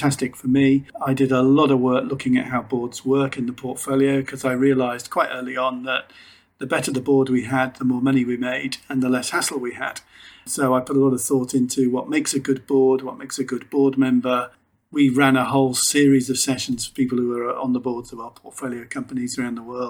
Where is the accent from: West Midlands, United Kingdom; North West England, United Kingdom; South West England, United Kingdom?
North West England, United Kingdom; Liverpool; moved away as an adult; also born or lived in Warwick; I was born in Toxteth in Liverpool, a fairly challenging place to be and not a natural place for directors to come from